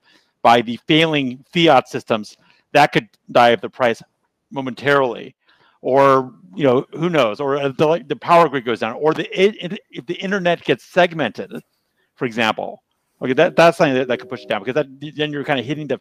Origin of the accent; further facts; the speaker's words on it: United States; as an American